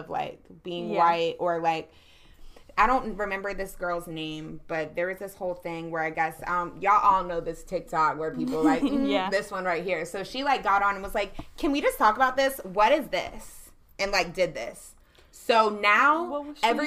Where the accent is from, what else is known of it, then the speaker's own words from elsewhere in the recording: Charlotte, North Carolina, United States; also born or lived in Virginia; I'm born and raised in Charlotte, but, like, 4 years I was raised in Virginia in elementary school